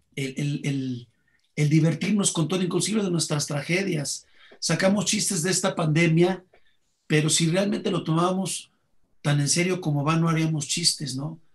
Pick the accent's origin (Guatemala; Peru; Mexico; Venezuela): Mexico; los únicos que hacemos calaveras en el mundo somos los mexicanos